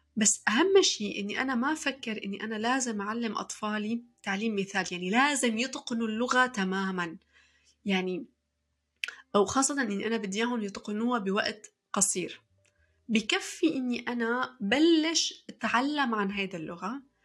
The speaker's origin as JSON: {"language": "Arabic", "country": "Syria", "also_born_or_lived": "Saudi Arabia", "moved": "yes", "lives_now": "Montreal, Canada", "said": "في سنة 1998 كان اختيار اللغة الثانية في سوريا بالقرعة تماما مثل ما سمعتوا أنا شخصيا سحبت ورقة من كيس وكان مكتوب عليها إنجليزي"}